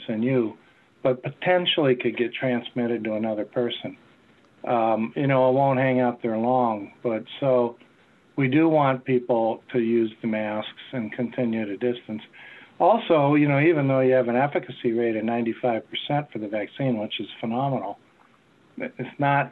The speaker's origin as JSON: {"language": "English", "region": "Wisconsin", "country": "United States", "tie": "born or raised there", "moved": "yes", "lives_now": "North Carolina, United States", "said": "growing up in Wisconsin"}